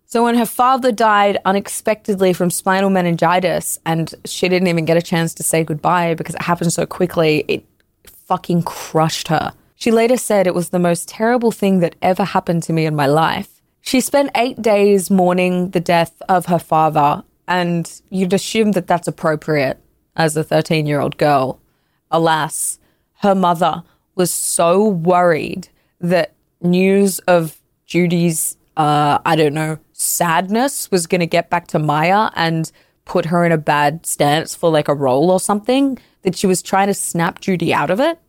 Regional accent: Canada; I'm Canadian

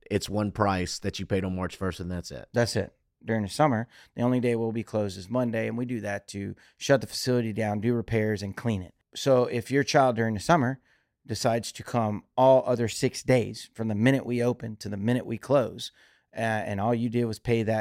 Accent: Louisiana, United States; also born or lived in Key Largo; I was born here in Louisiana, but I I, also grew up in Key Largo, Florida

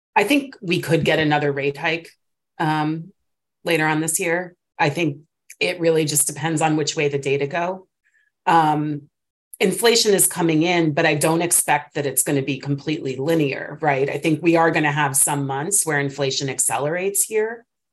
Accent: East Coast, United States; moved away as an adult; now in California, United States; obviously I'm from the East Coast, grew up there. I've only been in California for eight years

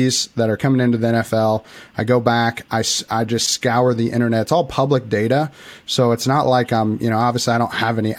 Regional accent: Illinois, United States; I'm actually from Illinois. I live right in the middle of Illinois, very, very tiny town

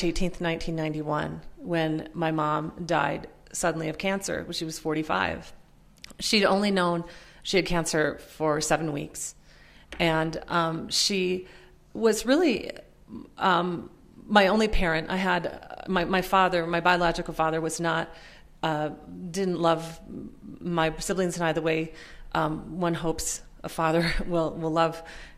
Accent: Minnesota, United States; also born or lived in Pennsylvania; I had grown up poor and working class in Minnesota, most of the time in Minnesota. I was born in Pennsylvania, but moved to Minnesota when I was about six.

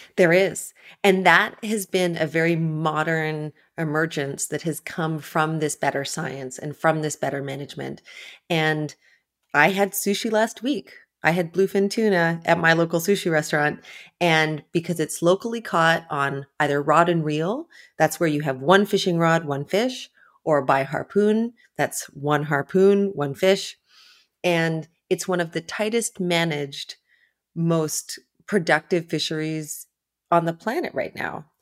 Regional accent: Ontario, Canada; moved away; also born or lived in New York; I grew up far inland in Ontario, in Canada

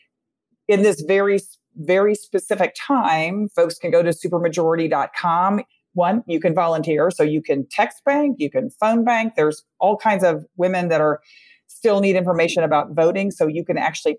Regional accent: Texas, United States; my home state of Texas

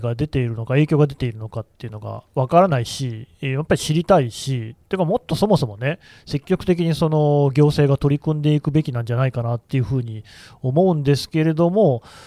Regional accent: Aichi, Japan; 私、地元愛知

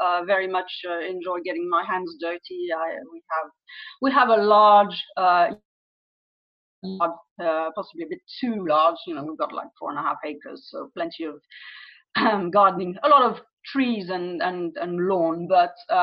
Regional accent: France; accent: French; also born or lived in United Kingdom; now in United States; I'm French, as you can probably tell from my name and possibly from my accent as well

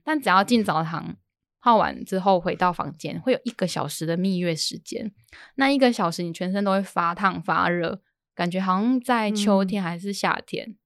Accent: Sichongxi, Pingtung County, Taiwan; moved away; also born or lived in Jinshan, New Taipei; 的故乡在四重溪

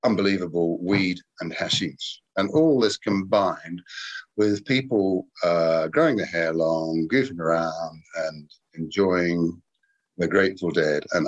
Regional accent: New Zealand; also born or lived in United Kingdom; I'm a Brit, but my family emigrated to New Zealand when I was 3 years

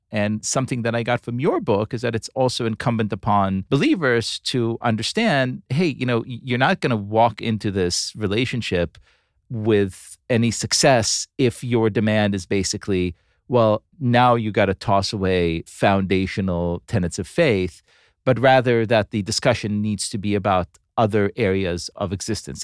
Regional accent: Tel Aviv, Tel Aviv District, Israel; moved away; my hometown of Tel Aviv, Israel

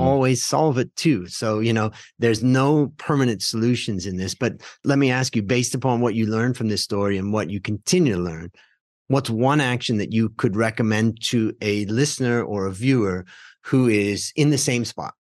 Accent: Ohio, United States; moved away as an adult; also born or lived in California; now in Thailand; we grew up together in Ohio

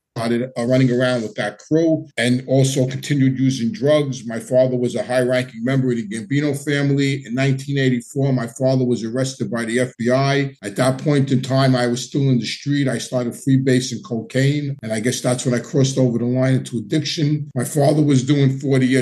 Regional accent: New York City, New York, United States; I grew up in Howard Beach and Ozone Park

